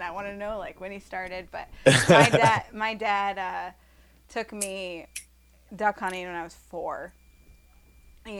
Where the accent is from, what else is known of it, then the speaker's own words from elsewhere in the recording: Iowa, United States; growing up in Iowa, with the family I did